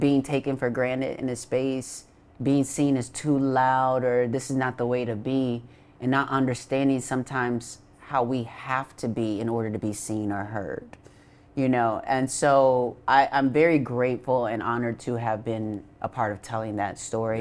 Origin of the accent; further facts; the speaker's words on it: Racine, Wisconsin, United States; moved away; I'm from Racine, Wisconsin.